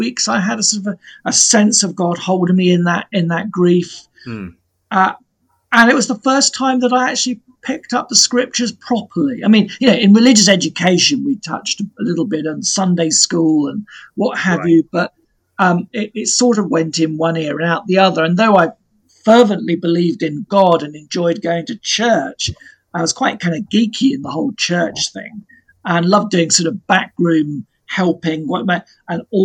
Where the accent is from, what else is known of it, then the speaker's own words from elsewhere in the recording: Plymouth, South West England, United Kingdom; now in Salcombe, United Kingdom; I've largely kind of grown up sort of around Plymouth and this area.